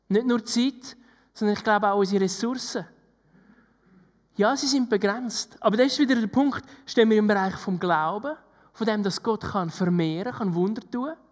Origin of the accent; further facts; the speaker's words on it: Switzerland; gerade wir als Schweizer, die gerne alles geplant hätten.